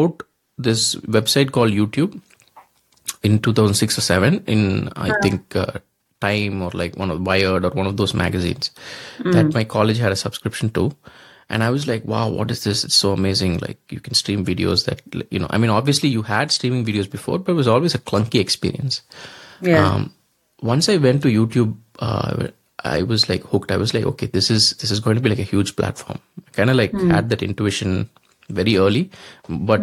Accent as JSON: {"language": "English", "town": "Coimbatore", "region": "Tamil Nadu", "country": "India", "tie": "born or raised there", "also_born_or_lived": "Thanjavur / Chennai", "said": "I grew up in Coimbatore"}